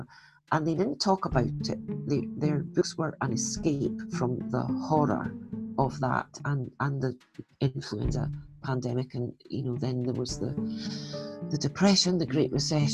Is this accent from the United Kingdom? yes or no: yes; Scotland, United Kingdom; I'm Scottish